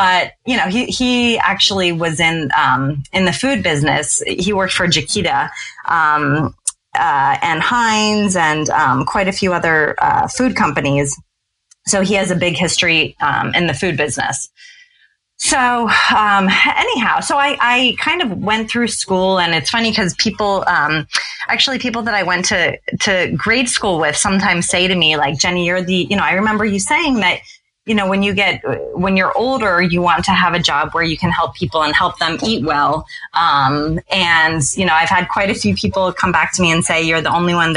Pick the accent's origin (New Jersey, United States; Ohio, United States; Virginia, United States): Ohio, United States; Cincinnati; moved away as an adult; also born or lived in Stamford, Connecticut / Norwalk, Connecticut / Boston, Massachusetts; We were there as a family from age 5 to age 18